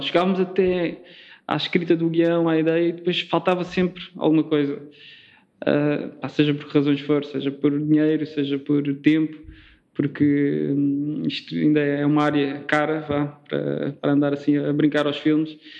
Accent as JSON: {"language": "Portuguese", "town": "Faro", "region": "Algarve", "country": "Portugal", "also_born_or_lived": "Lisbon", "moved": "as an adult", "said": "eu sou de Faro, sou do Algarve, e vim estudar como grande parte de, dos estudantes algarvios vêm estudar para Lisboa"}